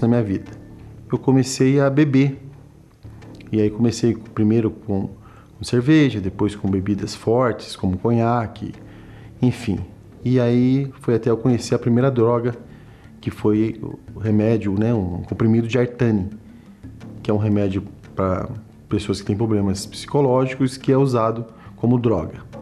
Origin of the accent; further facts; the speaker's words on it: Suzano, São Paulo, Brazil; sou nascido na cidade de Suzano, em São Paulo